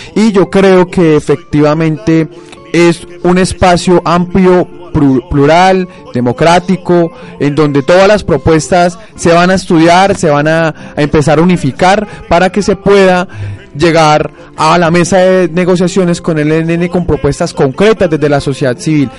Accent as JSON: {"language": "Spanish", "town": "Cajamarca", "region": "Tolima", "country": "Colombia", "said": "Yo, soy de Cajamarca"}